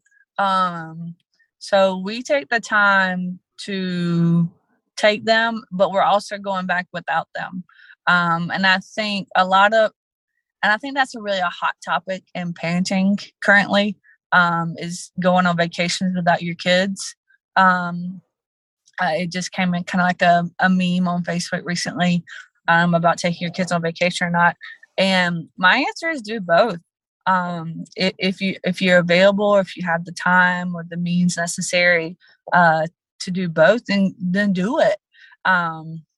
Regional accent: South Georgia, United States; also born or lived in San Diego, California; we are from South Georgia.

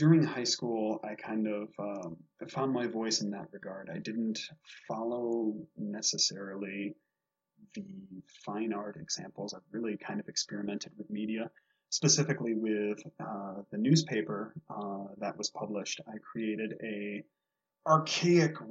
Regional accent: Michigan, United States; growing up in Michigan

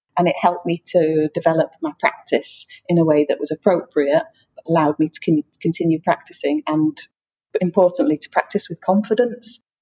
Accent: England, United Kingdom; moved away as an adult; also born or lived in Brittany, France; now in France; I'm from England, but I live in France with my partner who is French

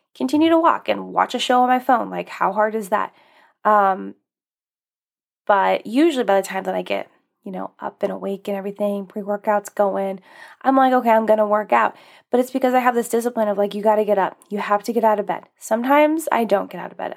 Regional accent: Alaska, United States; moved away; I grew up in Alaska

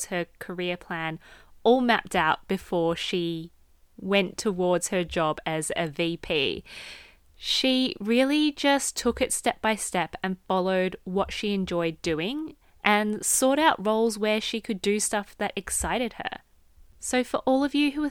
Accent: Australia; I grew up in Australia

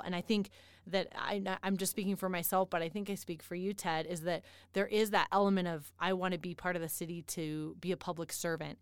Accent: Denver, Colorado, United States; now in Colorado Springs, United States; I'm from, um, the Denver area

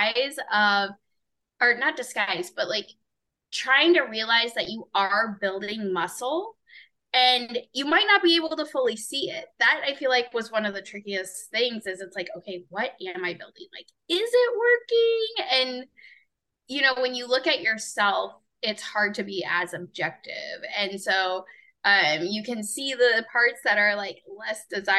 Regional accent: Overland Park, Kansas, United States; I am from Overland Park, Kansas.

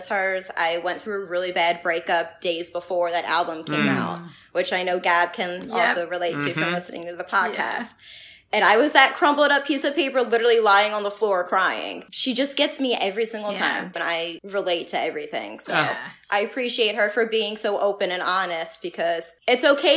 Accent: Philadelphia, Pennsylvania, United States; I grew up in South Philly

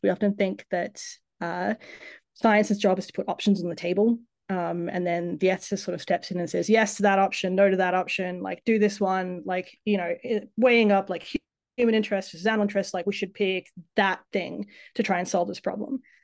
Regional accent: Tasmania, Australia; moved away as an adult; also born or lived in Sydney, Australia / San Diego, United States; growing up in Tassie, my parents were both biologists. Um, they moved to Tasmania to work for CSIRO

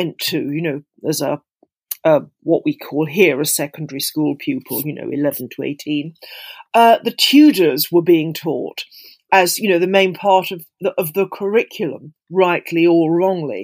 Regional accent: Kent, South East England, United Kingdom; also born or lived in Dover; I grew up in Kent, in England, of course, but in Kent, where I'm speaking to you now, you know, not far from, I was born outside Dover.

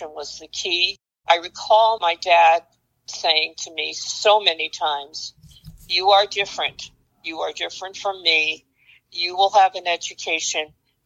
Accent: New York City, New York, United States; I grew up in Brooklyn and Queens

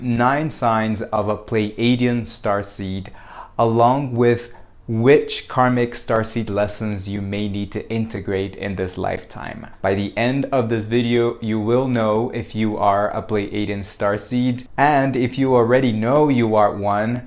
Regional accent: Brazil; I was born in Brazil

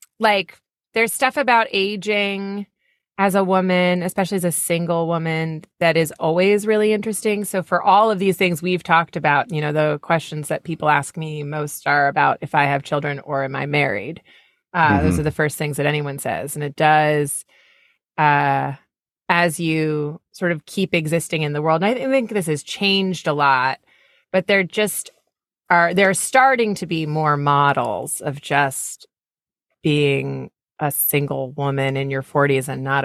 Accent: Warrenton, Virginia, United States; born there; It is, yeah. Oh. I was born in Warrenton, Virginia.

